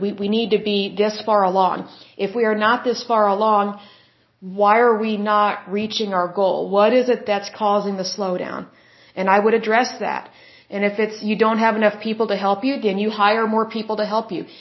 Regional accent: Oklahoma, United States; Oklahoma, my home state.

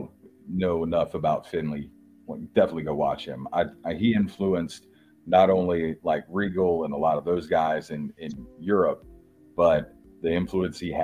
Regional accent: New Jersey, United States; I'm from Jersey.

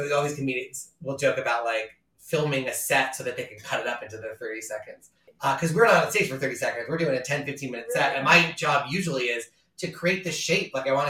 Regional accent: New York, United States; So normally if I was doing a joke about being a New Yorker, the first time I'd say I'm a New Yorker and I do my joke.

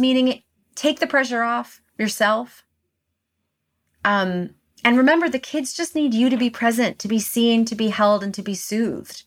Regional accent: New York City, New York, United States; I live in New York City and I grew up in New York City

